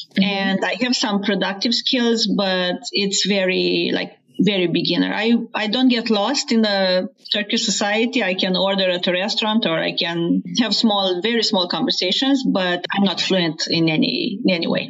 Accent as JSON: {"language": "English", "country": "Romania", "tie": "born or raised there", "also_born_or_lived": "Turkey", "first_language": "Romanian", "second_language": "English", "moved": "as an adult", "lives_now": "South Carolina, United States", "said": "I've been speaking Romanian as my native language in my country until I was like 35 and then I moved"}